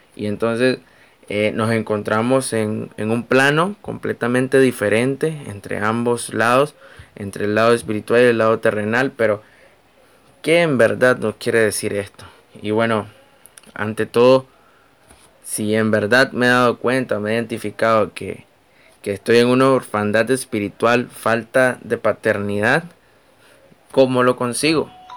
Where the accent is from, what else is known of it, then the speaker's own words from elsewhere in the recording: Nicaragua; soy nicaragüense